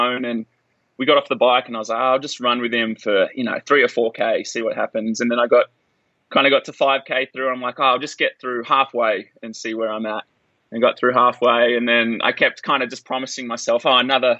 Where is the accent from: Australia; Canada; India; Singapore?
Australia; now in Boulder, United States; growing up as an Australian